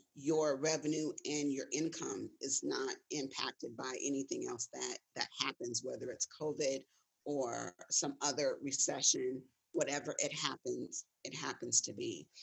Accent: Gardena, California, United States; I'm I'm I'm originally from Los Angeles, specifically Gardena.

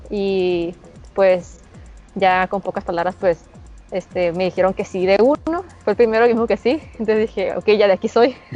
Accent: Mexicali, Baja California, Mexico; Soy de Mexicali, Baja California.

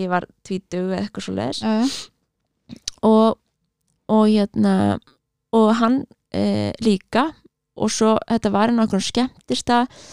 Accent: Reykjavík, Capital Region, Iceland; ég er alveg upp í Reykjavík, já. í Árbænum

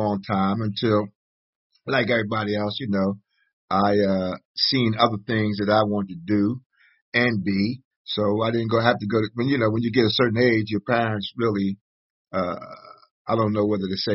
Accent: Philadelphia, Pennsylvania, United States; I was born in the Northeast, Frankfort, part of Philadelphia, the Frankfort neighborhood.

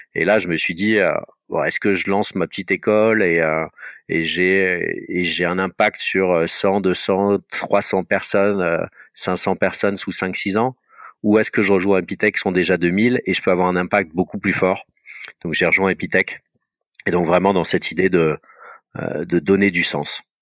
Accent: Paris, Île-de-France, France; je suis un Parisien, j'ai toujours vécu à Paris

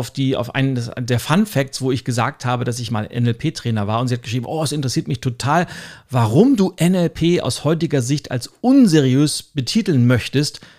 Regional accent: Northern Germany, Germany; Und selbst für mich als Norddeutsche, ich bin ja ein großer Trachten-Fan.

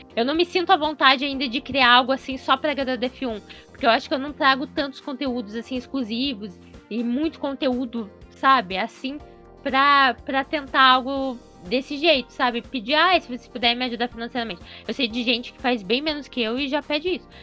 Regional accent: Curitiba, Paraná, Brazil; eu sou de Curitiba

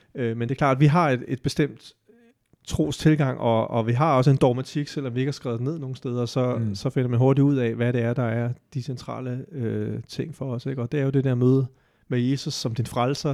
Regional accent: Denmark; vi som danskere

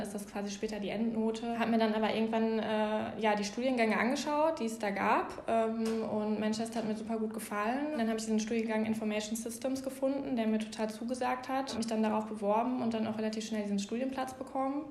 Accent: Bochum, North Rhine-Westphalia, Germany; ich bin in Bochum geboren, aufgewachsen

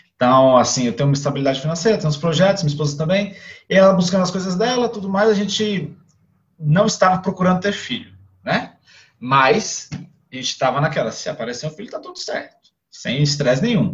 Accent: Brasília, Federal District, Brazil; sou aqui de Brasília, Distrito Federal, nasci, sou criado aqui

